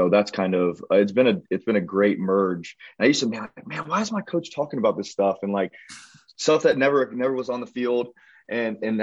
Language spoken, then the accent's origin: English; Pickerington, Ohio, United States; I'm from Pickerington, Ohio